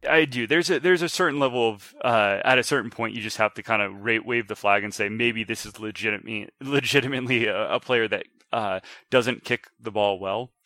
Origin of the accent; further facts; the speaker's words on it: Washington, United States; moved away as an adult; also born or lived in Montgomery, Alabama; I grew up in Washington, um, r, joined the military, uh, came back.